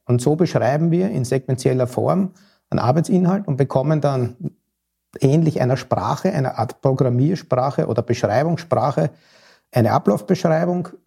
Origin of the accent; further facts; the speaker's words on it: Austria; now in Hamburg, Germany; als Wahlhamburger, als Österreicher